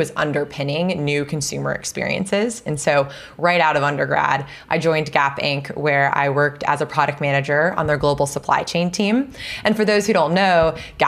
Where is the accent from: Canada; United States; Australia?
United States; Seattle, Washington; moved away as an adult; also born or lived in New Hampshire; now in California, United States; I grew up in the Pacific Northwest